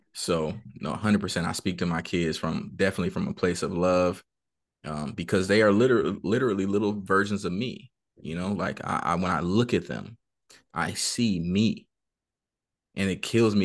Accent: San Bernardino, California, United States; I grew up in Cali, uh, Southern California, San Bernardino

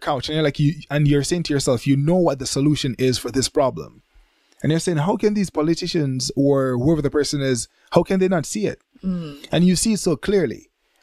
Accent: Jamaica; now in Japan; I was born in Jamaica

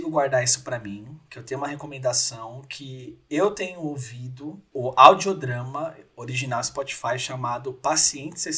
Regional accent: São Paulo, Brazil; Então, Gui, sou aqui de São Paulo, pertinho de você aí

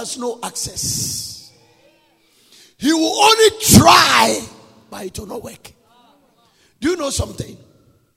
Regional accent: Nigeria; accent: Nigerian English; I'm using a Nigerian English.

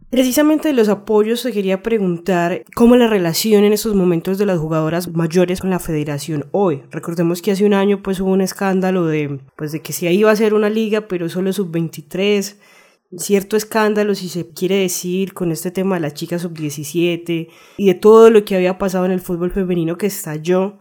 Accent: Colombia; Yo como colombiana

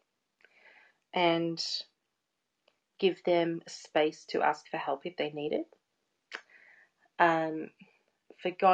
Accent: Geelong, Victoria, Australia; I was born in Geelong

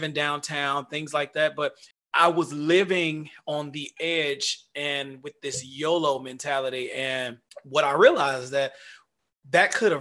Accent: Dallas, Texas, United States; moved away as an adult; now in United Arab Emirates; I grew up in the South, in Dallas

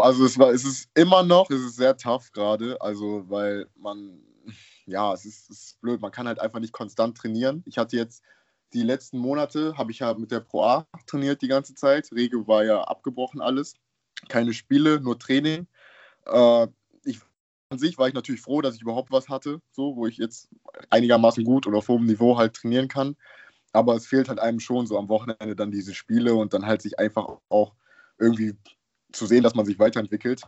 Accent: Düsseldorf, North Rhine-Westphalia, Germany; also born or lived in Haiti / Würzburg / Munich; ich komme aus Düsseldorf

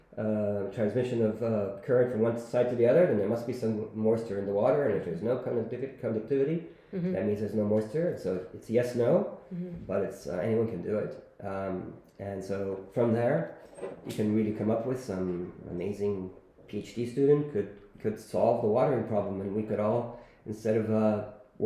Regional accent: Rome, Lazio, Italy; also born or lived in Silicon Valley; now in Barcelona, Spain; I'm from Rome

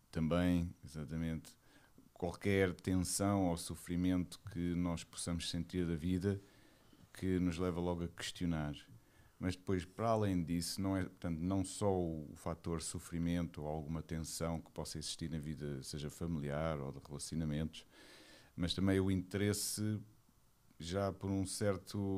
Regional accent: Lisbon, Portugal; Eu sou de Lisboa. Lisboa. Alfacinha de gema, como se costuma dizer.

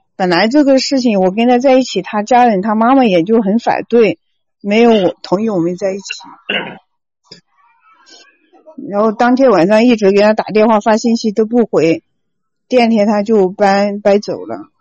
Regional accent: Hunan, China; 我是南方的，我是湖南的

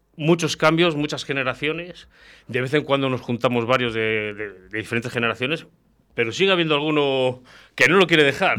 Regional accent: Valladolid, Castile and León, Spain; somos muy de Castilla, de Valladolid

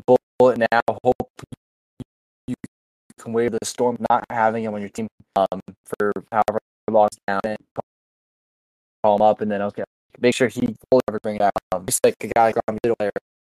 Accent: Florida, United States; my hometown of Ormish, Florida

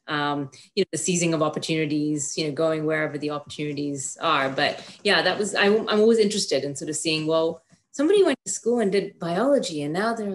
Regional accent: Kenya; now in Canada; I was born in Kenya. So I grew up going to British run private schools

